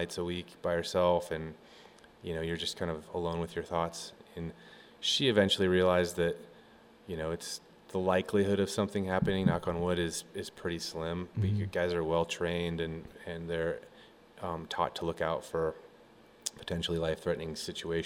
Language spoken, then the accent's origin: English; Colorado, United States; growing up in Colorado